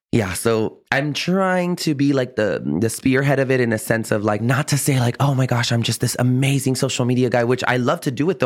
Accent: San Antonio, Texas, United States; also born or lived in Austin, Texas; I was born and raised on the South Side here in San Antonio

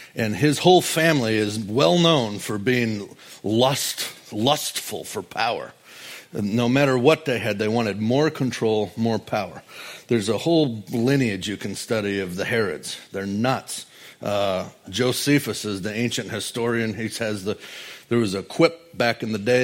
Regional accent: Wisconsin, United States; I'm from flyover country, Wisconsin

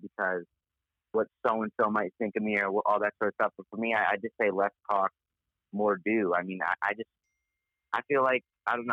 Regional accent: Connecticut, United States; I'm from Connecticut

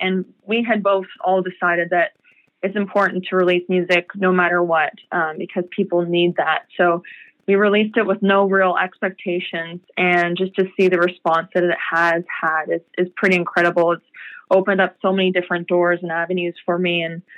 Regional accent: Peterborough, Ontario, Canada; And then I met my very first music mentor, Cyril Rawson, from my hometown of Peterborough.

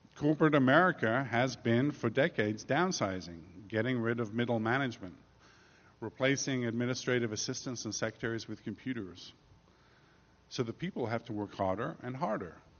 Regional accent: England, United Kingdom; moved away as an adult; also born or lived in New York; now in United States; as an Englishman

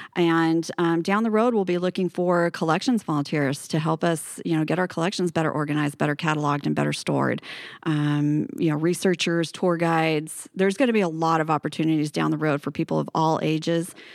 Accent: Paradise, California, United States; also born or lived in Bay Area, California / Los Altos, California; now in Redding, United States; I'm originally from Paradise in Butte County

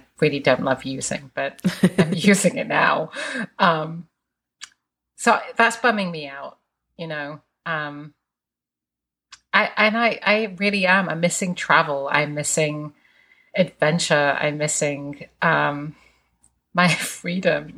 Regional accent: England, United Kingdom; moved away; I grew up in England

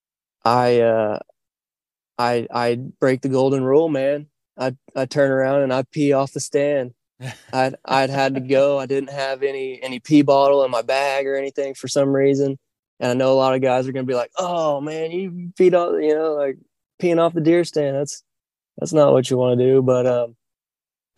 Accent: northwestern Oklahoma, United States; I'm originally from Oklahoma, northwestern Oklahoma to be kind of particular, and growing up hunting

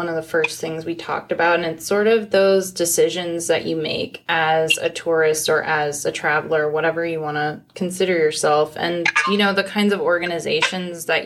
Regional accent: Phoenix, Arizona, United States; I grew up in Phoenix

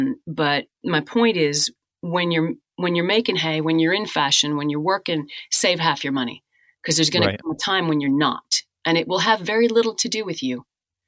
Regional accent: Newfoundland and Labrador, Canada; So yeah, I'm from Labrador.

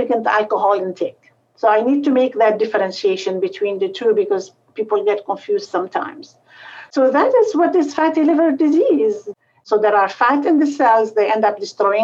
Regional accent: Lebanon; moved away as an adult; also born or lived in Beirut, Lebanon; now in Cleveland, United States; So I was born in Lebanon, and I did medical school at the French University, St. Joseph University in Beirut.

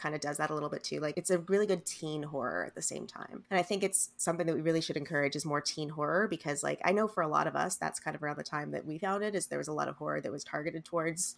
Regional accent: Canada; I'm Canadian

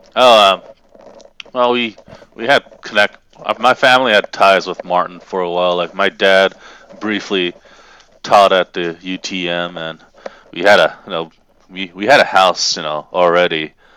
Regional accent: Japan; moved away as an adult; now in Tennessee, United States; I was raised in Japan, and I basically lived there until I was eighteen, then moved to Tennessee full-time

